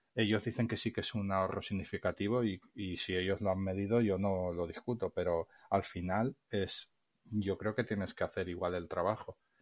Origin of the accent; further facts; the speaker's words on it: Valencia, Valencian Community, Spain; yo soy de Valencia, pero vivo en un pueblo a las afueras